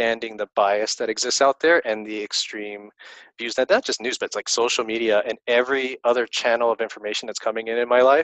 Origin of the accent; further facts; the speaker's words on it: Stockton, California, United States; my hometown of Stockton, California